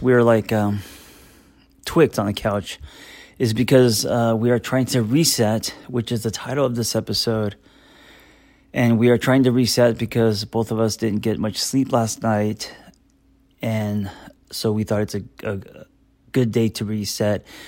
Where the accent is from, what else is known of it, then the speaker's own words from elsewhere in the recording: United States; as an American